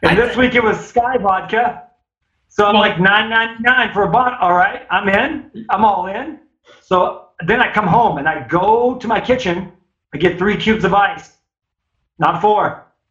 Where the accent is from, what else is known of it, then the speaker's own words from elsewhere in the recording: Owensboro, Kentucky, United States; I grew up in Owensboro, Kentucky